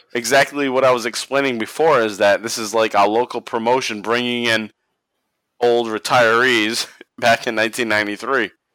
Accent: Northeast, United States; We're from the Northeast, and we had a local promotion called Yankee Pro Wrestling

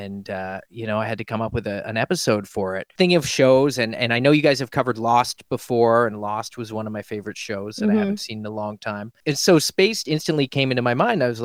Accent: Halifax, Nova Scotia, Canada; now in Toronto, Canada; I grew up in Halifax, Nova Scotia, which is on the East Coast

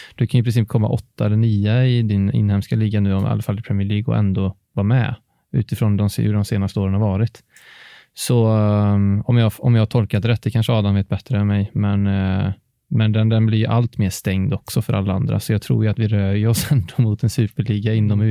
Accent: Alingsås, Västra Götaland, Sweden

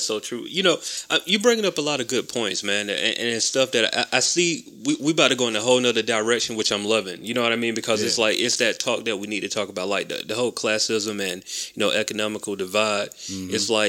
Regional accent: Macon, Georgia, United States; moved away as an adult; I told people that I was from Macon.

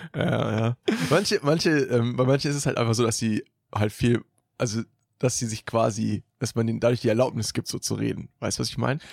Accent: Germany; ich bin auch in Deutschland geboren.

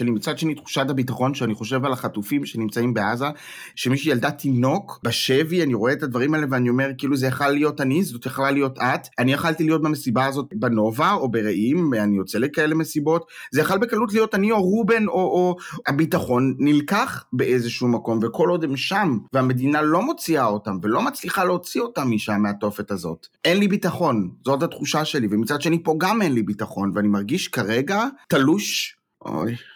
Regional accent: Israel; now in Germany; אני מרגיש אה, גרמני וישראלי

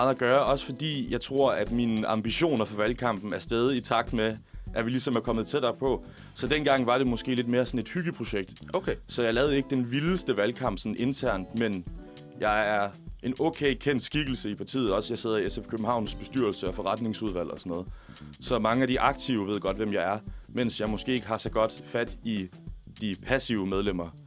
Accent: Tønder, Southern Denmark, Denmark; jeg er venstre øh, hjemme i Tønder, hvor jeg kommer fra, heller ikke har et problem med at rekruttere venstrefolk.

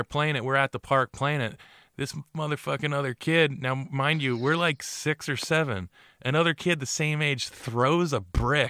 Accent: Bordentown, New Jersey, United States; also born or lived in Riverside, New Jersey; when I moved away from Bordentown City, we moved to a town called Riverside.

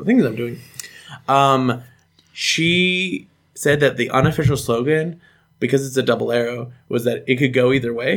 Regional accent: United States; I grew up in the United States

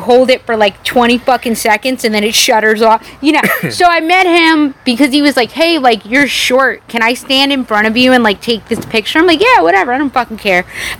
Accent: New York City, New York, United States; now in Austin, United States; because I was born and raised in New York City.

